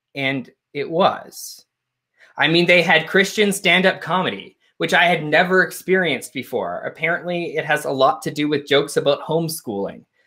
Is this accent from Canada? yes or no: yes; Canada; I grew up a Unitarian in Canada